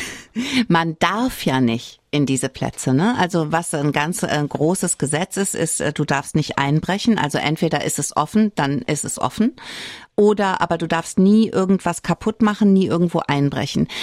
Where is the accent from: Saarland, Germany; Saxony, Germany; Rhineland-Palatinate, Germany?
Saarland, Germany; hier bei uns im Saarland